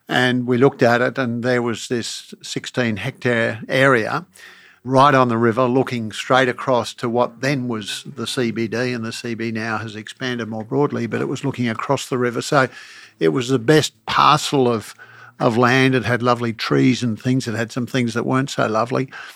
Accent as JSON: {"language": "English", "town": "Brisbane", "region": "Queensland", "country": "Australia", "tie": "born or raised there", "said": "growing up in Brisbane"}